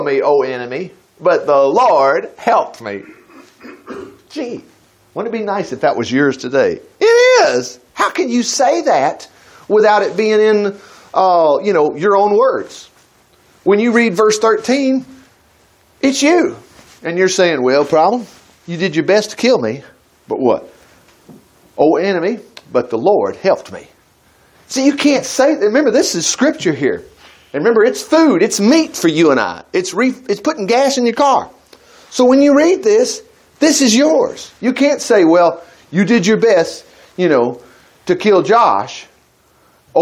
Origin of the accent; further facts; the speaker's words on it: United States; as an American citizen